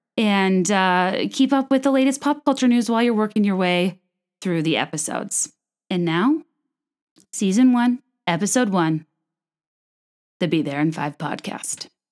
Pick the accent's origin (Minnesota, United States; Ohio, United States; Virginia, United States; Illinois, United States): Virginia, United States; I'm from Virginia